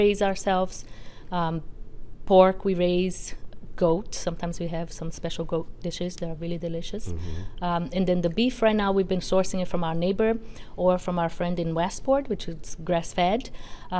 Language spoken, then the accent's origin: English; Brazil; now in Tiverton, United States; So I am originally from Brazil